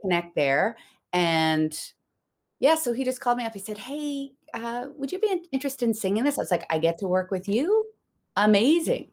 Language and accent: English; Newfoundland and Labrador, Canada; I grew up in Newfoundland